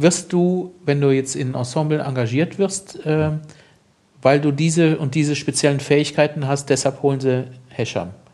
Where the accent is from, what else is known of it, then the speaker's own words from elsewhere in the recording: Germany; als Deutscher